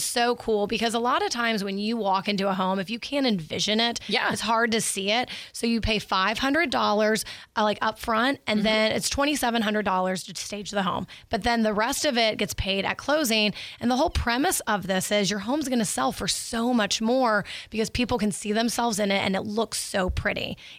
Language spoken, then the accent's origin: English; Niceville, Florida, United States; now in Pensacola, United States; I'm from Niceville. So I'm from Niceville originally.